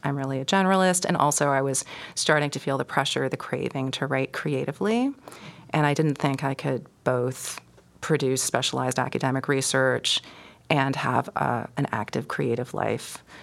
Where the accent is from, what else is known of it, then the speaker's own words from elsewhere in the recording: Toronto, Ontario, Canada; I grew up in suburban Toronto, East York